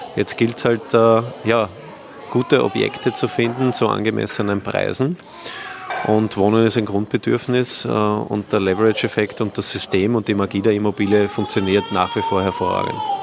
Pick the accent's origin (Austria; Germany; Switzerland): Austria; Ich bin ja Österreicher.